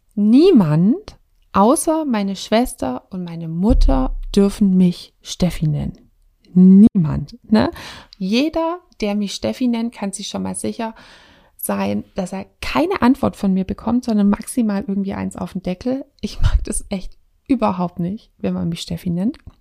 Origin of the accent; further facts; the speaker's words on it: Swabia, Germany; wir kommen aus dem Schwabenland.